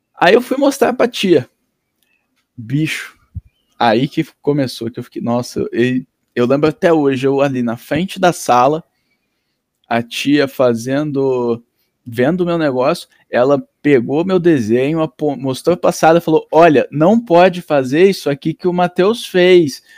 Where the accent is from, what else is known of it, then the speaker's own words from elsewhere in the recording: Londrina, Paraná, Brazil; also born or lived in Nova Iguaçu, Rio de Janeiro / Ivaiporã/Itamaiana, Paraná / Grandes Rios, Paraná; Até parar em Londrina em quando tinha seis anos